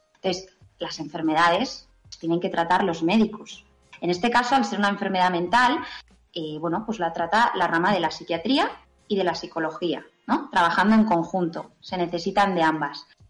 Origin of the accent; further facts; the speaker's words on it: Pamplona, Navarre, Spain; soy de Pamplona